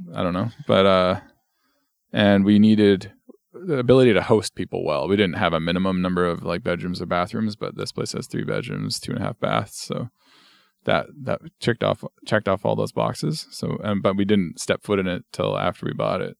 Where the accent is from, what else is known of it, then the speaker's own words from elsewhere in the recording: Barrhead, Alberta, Canada; moved away as an adult; also born or lived in Edmonton, Canada; now in Pender Island, Canada; my hometown of Barhead, Alberta, had a volunteer department